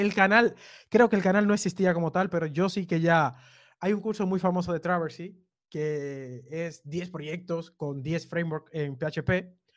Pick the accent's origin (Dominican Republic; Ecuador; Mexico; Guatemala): Dominican Republic; Cibao; now in Barcelona, Spain; mis padres son del, sur, los dos, pero yo nací en el Cibao.